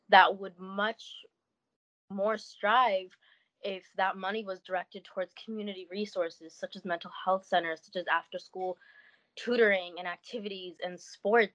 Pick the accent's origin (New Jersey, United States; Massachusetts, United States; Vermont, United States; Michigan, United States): Michigan, United States; Detroit; moved away; I grew up in Detroit